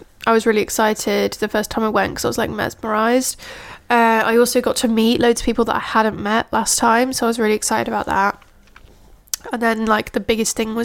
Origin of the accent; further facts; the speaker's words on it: Yorkshire and the Humber, United Kingdom; I'm from Yorkshire.